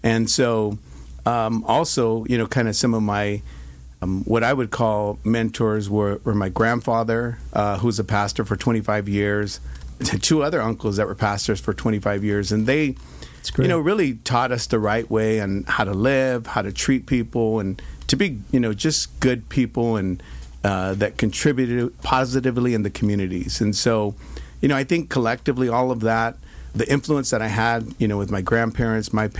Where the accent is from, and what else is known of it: Stockton, California, United States; born or raised there